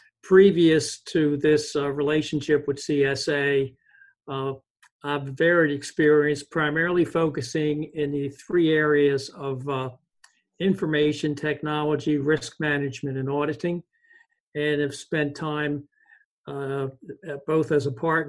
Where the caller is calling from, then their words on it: Charlotte, North Carolina, United States; I'm dialing in from Charlotte, North Carolina.